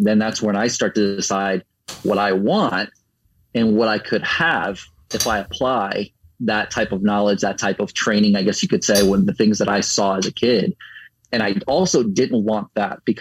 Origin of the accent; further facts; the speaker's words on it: Orlando, Florida, United States; also born or lived in Puerto Rico / New York / New Jersey / Fort Myers, Florida; now in Tampa, United States; I'm from Puerto Rico through New York, New Jersey area, and then down to Florida. I grew up the most in Orlando